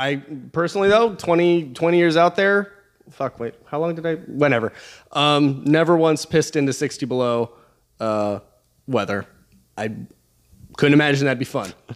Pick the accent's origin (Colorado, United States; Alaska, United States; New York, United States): Alaska, United States; I'm from Alaska